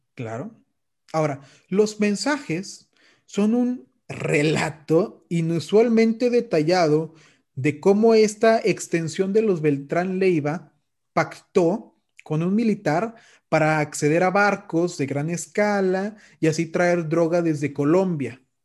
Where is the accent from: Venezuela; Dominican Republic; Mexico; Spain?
Mexico; yo siendo un mexicano